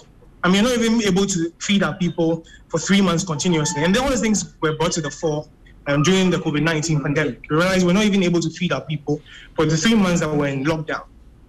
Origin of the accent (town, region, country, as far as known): Ghana